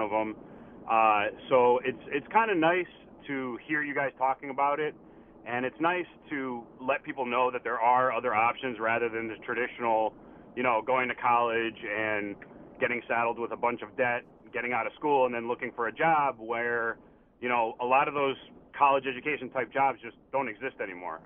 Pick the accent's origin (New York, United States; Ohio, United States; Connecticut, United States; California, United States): Connecticut, United States; West Hartford; I grew up in West Hartford